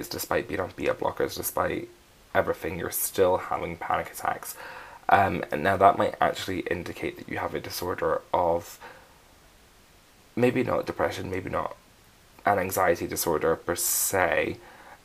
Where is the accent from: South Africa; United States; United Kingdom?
United Kingdom; Scotland; I'm Scottish.